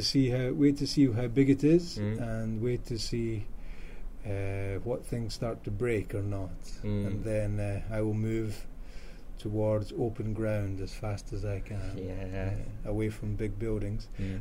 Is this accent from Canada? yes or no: no; Scotland, United Kingdom; moved away as an adult; now in Japan; I come from Scotland.